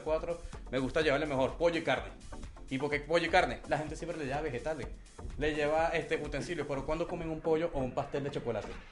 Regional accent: Venezuela; also born or lived in Colombia; now in Mexico; soy venezolano. con padre colombiano y corazón mexicano

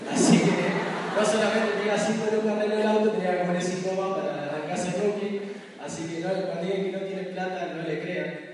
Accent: Argentina; moved away as an adult; also born or lived in Rosario, Argentina; now in Buenos Aires, Argentina; soy de Recogita

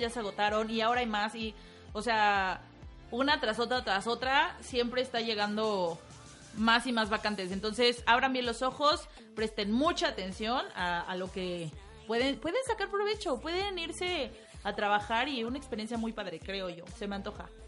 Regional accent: Mexico; como mexicanos

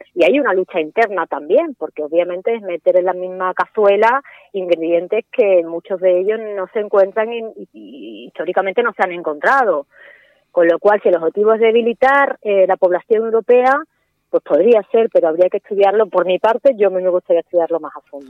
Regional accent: Spain

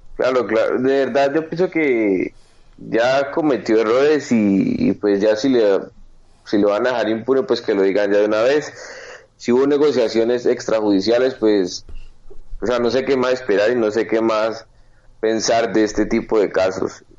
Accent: Cali, Valle del Cauca, Colombia; en Colombia, en mi país y en mi ciudad, Cali

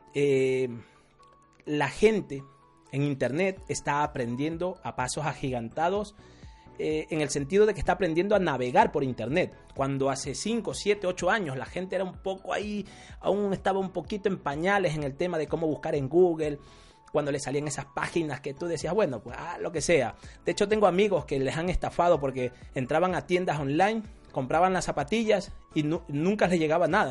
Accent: Ecuadorian coast, Ecuador; Yo soy de la costa

